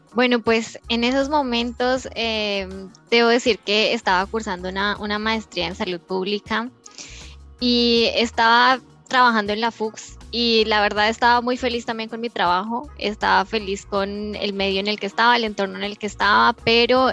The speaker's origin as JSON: {"language": "Spanish", "town": "Aquitania", "region": "Boyacá", "country": "Colombia", "tie": "born or raised there", "moved": "as an adult", "lives_now": "Germany", "said": "esta Aquitania es un pueblo que queda eh, en, cerca del lago de Tota"}